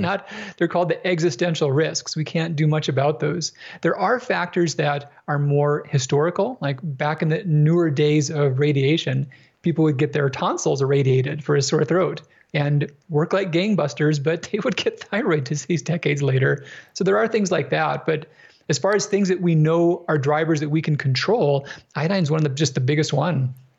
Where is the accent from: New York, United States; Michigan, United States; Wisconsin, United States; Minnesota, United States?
Minnesota, United States; I grew up in Minnesota